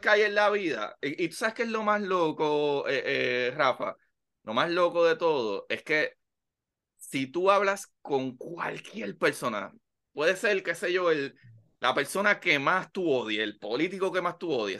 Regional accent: Bayamón, Puerto Rico; Yo soy de Bayamón, pero la octava sección de Bayamón que es al lado de Pradera y yo estudié en la Emilio Milán, la Basilio y me gradué de la Pedro Albizu

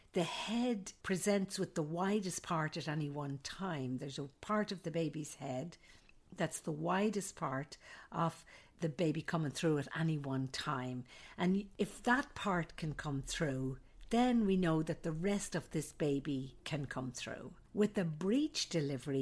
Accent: Ireland; moved away as an adult; also born or lived in Saudi Arabia / Alaska; now in United States; I'm an Irish nurse midwife

